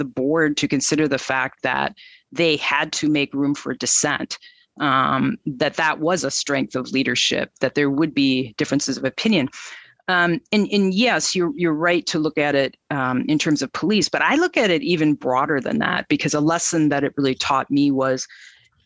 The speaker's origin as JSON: {"language": "English", "region": "Minnesota", "country": "United States", "tie": "born or raised there", "said": "I was born in Minnesota. I've lived in Minneapolis since college many, many years ago"}